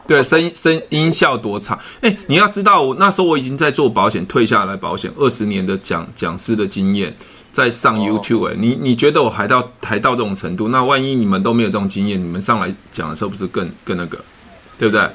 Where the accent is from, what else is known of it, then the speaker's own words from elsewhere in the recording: Taiwan; 我们是来自于台湾的不同地方